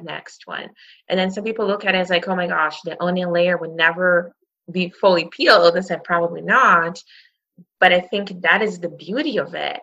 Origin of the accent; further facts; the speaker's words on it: Brazil; now in Canada; I grew up in Brazil